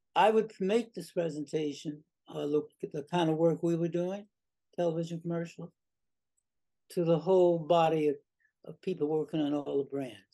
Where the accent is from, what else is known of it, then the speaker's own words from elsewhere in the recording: New York City, New York, United States; I grew up in South Jamaica